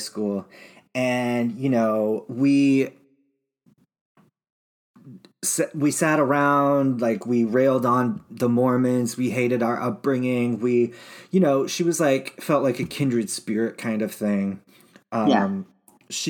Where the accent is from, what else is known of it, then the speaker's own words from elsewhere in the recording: Utah, United States; growing up in Utah